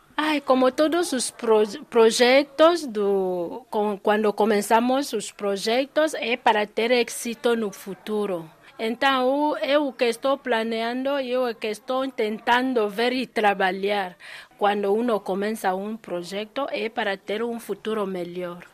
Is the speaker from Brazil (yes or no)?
no; Equatorial Guinea; moved away as an adult; now in Pedrógão Grande, Portugal; Eu sou da Guiné Equatorial. Nasci em Guiné Equatorial, cresci lá, mas já estou cá em Portugal